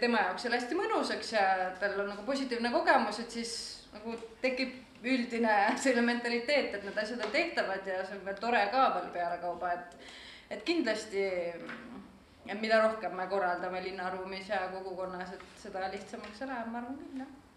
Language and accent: Estonian; Tallinn, Harju County, Estonia; now in Tartu, Estonia; ma olen tallinlane, aga ma elan Tartus